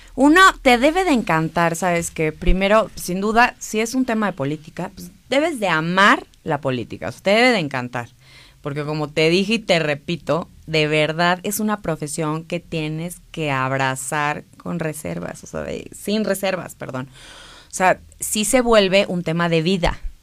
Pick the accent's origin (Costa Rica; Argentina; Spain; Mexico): Mexico; como mexicanos